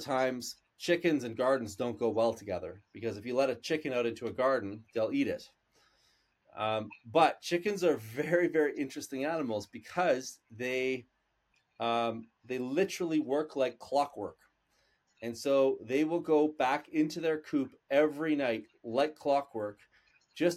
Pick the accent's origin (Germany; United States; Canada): Canada; we're Canadian